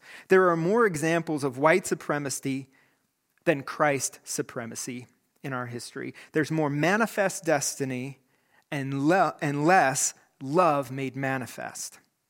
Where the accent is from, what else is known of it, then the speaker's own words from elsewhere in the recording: Greeley, Colorado, United States; these high school friends of mine from my youth group growing up in Greeley, Colorado.